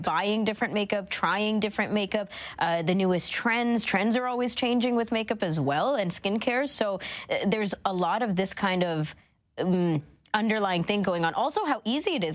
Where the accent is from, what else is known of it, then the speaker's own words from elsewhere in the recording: Toronto, Ontario, Canada; up until I was 15, mm, 17 and that's when I moved out of Scarborough